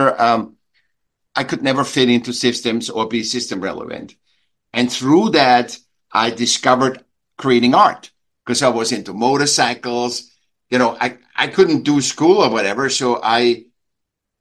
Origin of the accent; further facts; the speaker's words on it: Vienna, Austria; now in California, United States; I was born in Vienna, in Austria. I was a sick child, and I went to school